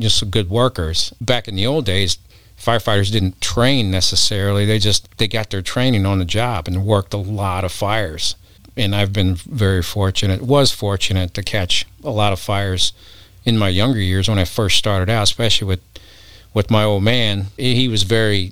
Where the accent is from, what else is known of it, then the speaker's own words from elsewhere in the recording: Cairo, Illinois, United States; I ended up growing up in Cairo